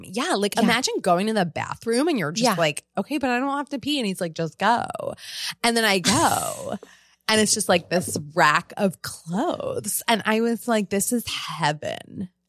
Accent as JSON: {"language": "English", "country": "Italy", "said": "It's just like, I'm from Italy, and it's like so good, actually."}